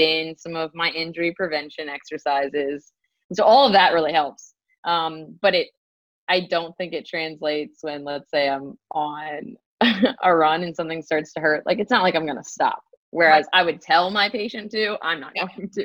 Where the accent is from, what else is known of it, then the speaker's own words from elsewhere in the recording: Durham, North Carolina, United States; also born or lived in Pittsburgh, Pennsylvania; I'm born and raised in Durham, North Carolina